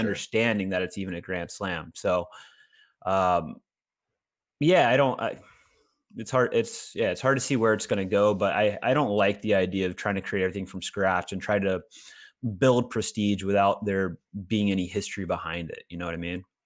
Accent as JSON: {"language": "English", "town": "Augusta", "region": "Georgia", "country": "United States", "tie": "born or raised there", "said": "I was born in Augusta"}